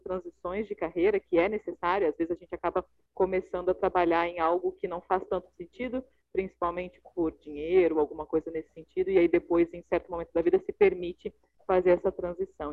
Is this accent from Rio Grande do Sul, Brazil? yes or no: yes; Rio Grande do Sul, Brazil; also born or lived in Curitiba; now in Rio de Janeiro, Brazil; eu sou gaúcha, sou empresária, moro no Rio, já morei em Curitiba, moro no Rio hoje